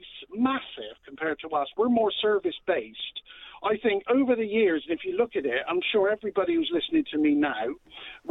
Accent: Bristol, South West England, United Kingdom; I'm from Bristol

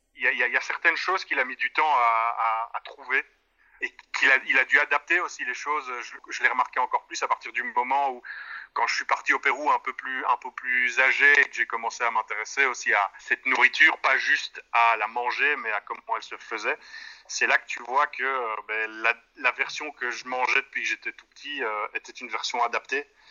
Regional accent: Brussels, Brussels-Capital Region, Belgium; en tant que bon bruxellois

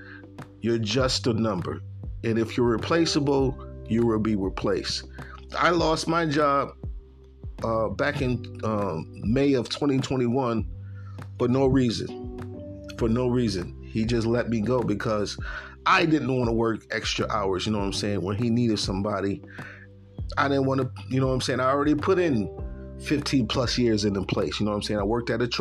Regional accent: Buffalo, New York, United States; moved away as an adult; now in Tennessee, United States; I'm from Buffalo, New York

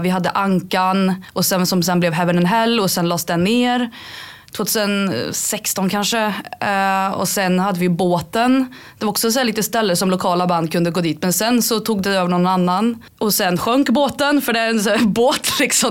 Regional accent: Karlstad, Värmland, Sweden; Jag är 28, är från Karlstad

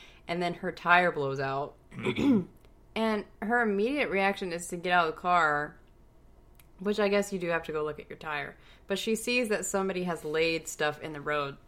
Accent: the South, United States; we are from the South

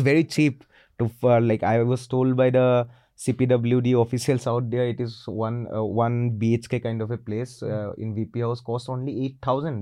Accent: Assam, India; accent: Assamese; my accent is Assamese kind of, my Hindi is not that proper.

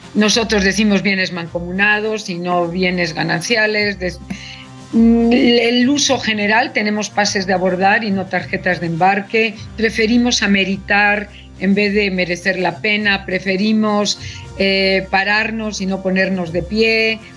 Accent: Mexico; los mexicanos

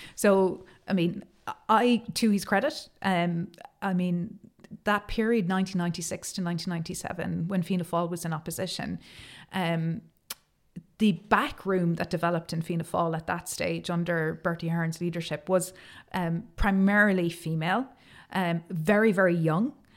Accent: Cork, Munster, Ireland; I am from Cork

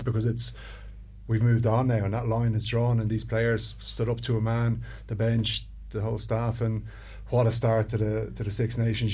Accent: Ireland

